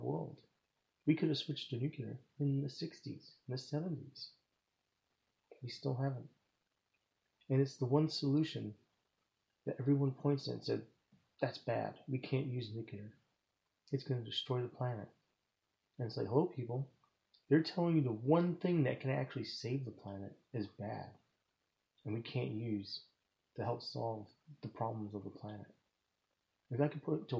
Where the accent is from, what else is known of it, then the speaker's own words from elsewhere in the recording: United States; I'm from America